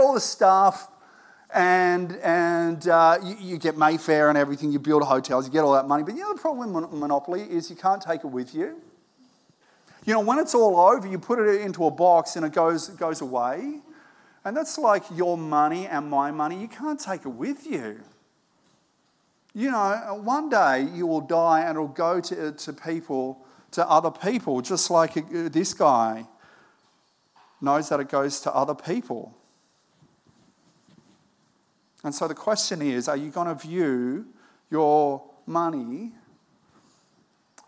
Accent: Australia; I was born in Australia

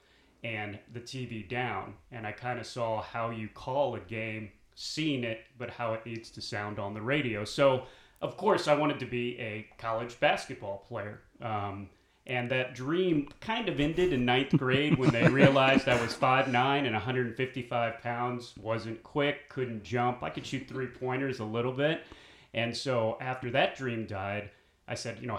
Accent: Columbia, Missouri, United States; moved away as an adult; also born or lived in Kansas City / New Bern, North Carolina; now in North Carolina, United States; I was born in Kansas City, but we moved to Columbia, Missouri, where the University of Missouri is, when I was 2 years old

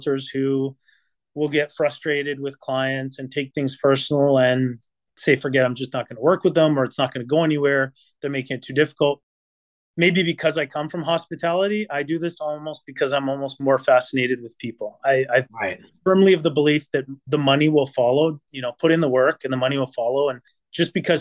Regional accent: Vancouver, British Columbia, Canada; also born or lived in Italy / Toronto; now in Burlington, Canada; I am from Vancouver

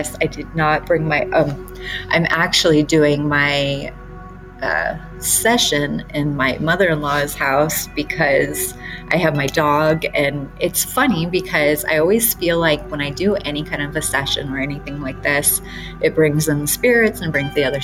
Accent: Detroit, Michigan, United States; moved away; I grew up in Detroit

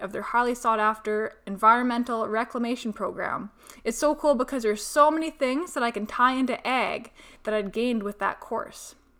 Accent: Peace Country, Alberta, Canada; moved away as an adult; also born or lived in Texas; I'm originally from the Peace Country, but spanned the past about ten years in Sudden Alberta, and before that, a short stint in Texas upon graduating high school

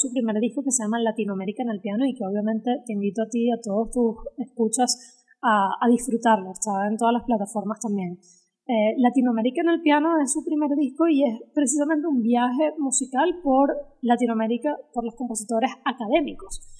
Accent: Caracas, Capital District, Venezuela; moved away as an adult; now in United States; vivimos en Caracas juntas mucho tiempo, o sea, yo me fui de Caracas teniendo 23, 24 años de edad

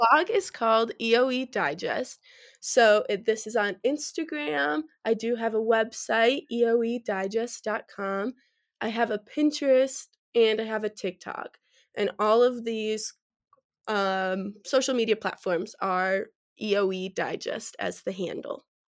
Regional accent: Verona, Wisconsin, United States; moved away as an adult; now in Fort Collins, United States; I'm originally from Verona, Wisconsin, which is just about ten minutes outside of Madison

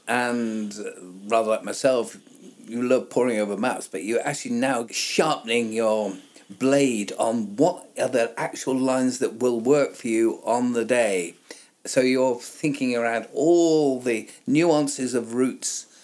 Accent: the south of England, United Kingdom; a southern lad like I am

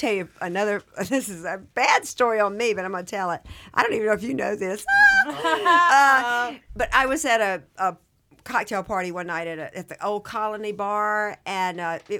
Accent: the South, United States; I'm from the South, and you know how we are with our brothers.

